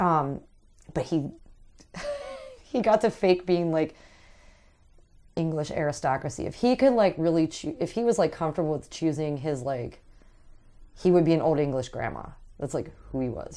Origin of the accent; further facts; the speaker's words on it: Aspinwall, Pennsylvania, United States; I grew up in Asmawall